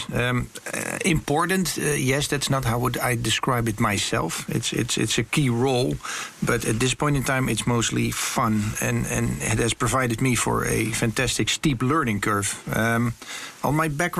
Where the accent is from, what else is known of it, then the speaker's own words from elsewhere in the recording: Rotterdam, South Holland, Netherlands; I'm from Rotterdam. That's where we say, don't talk too much about it, just do it